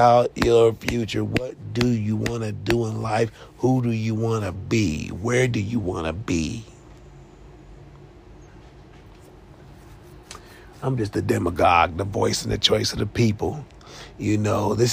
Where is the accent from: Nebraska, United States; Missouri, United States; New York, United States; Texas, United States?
Missouri, United States; Kansas City; moved away; my hometown, Kansas City, Missouri